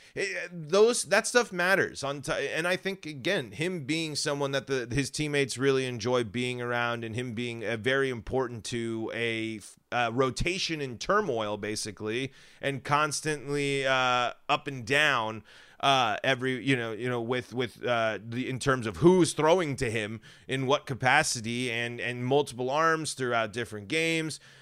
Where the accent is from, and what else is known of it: Colorado, United States